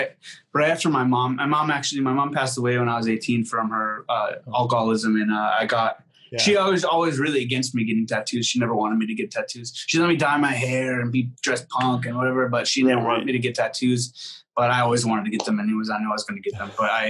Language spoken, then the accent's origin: English; Syracuse, New York, United States; You know, I was growing up in Syracuse, like I got into straight edge hardcore bands and stuff